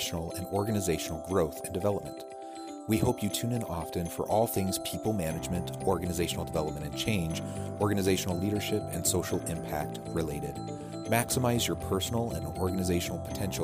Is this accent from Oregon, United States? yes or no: yes; Salem, Oregon, United States; I grew up in Salem, Oregon